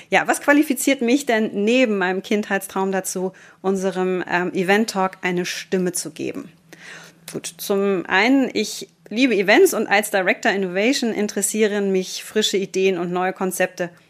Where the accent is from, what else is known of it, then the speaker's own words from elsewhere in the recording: Düsseldorf, North Rhine-Westphalia, Germany; born there; also born or lived in Austria; ich bin gebürtige Düsseldorferin und wirklich leidenschaftliche Rheinländerin. Diese Leidenschaft ist mir tatsächlich erst ähm, richtig bewusst geworden, nachdem ich 15 Wanderjahre hinter mich gebracht habe in Deutschland und Österreich.